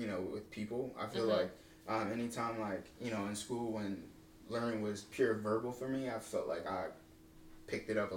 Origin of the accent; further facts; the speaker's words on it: Philadelphia, Pennsylvania, United States; now in Seattle, United States; growing up in Philly